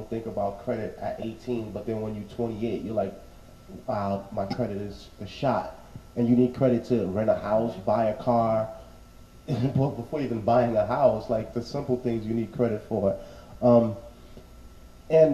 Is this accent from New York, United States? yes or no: yes; New York City, New York, United States; me growing up in Bushwick